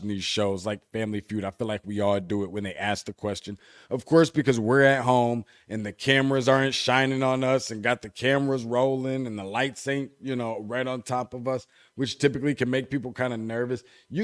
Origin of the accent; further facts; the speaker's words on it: Michigan, United States; Being from Michigan